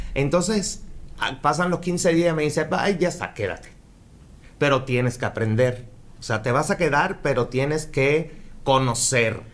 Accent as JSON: {"language": "Spanish", "town": "Havana", "region": "La Habana", "country": "Cuba", "tie": "born or raised there", "also_born_or_lived": "Mexico City", "moved": "as an adult", "lives_now": "Mérida, Mexico", "said": "Yo soy cubano, nacido en La Habana. Eh, hace 15 años ya llevo acá en Mérida"}